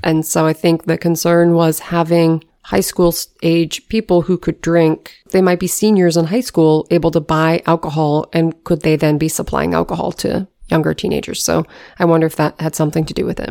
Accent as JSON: {"language": "English", "region": "Washington", "country": "United States", "tie": "born or raised there", "said": "growing up in Washington State"}